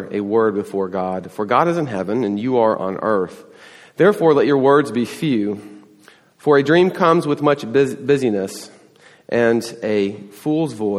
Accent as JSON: {"language": "English", "region": "the South", "country": "United States", "tie": "born or raised there", "moved": "yes", "lives_now": "Texas, United States", "said": "I grew up in the South"}